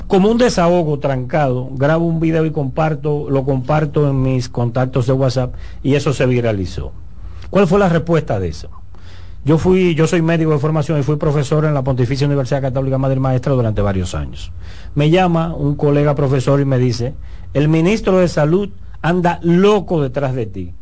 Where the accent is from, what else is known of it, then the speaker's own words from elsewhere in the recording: Dominican Republic; also born or lived in Santiago de los Caballeros (family) / South Korea; yo soy un dominicano